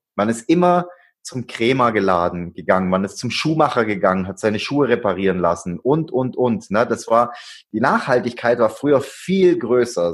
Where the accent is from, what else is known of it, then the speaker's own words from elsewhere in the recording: Swabia, Germany; ich bin ein Schwabe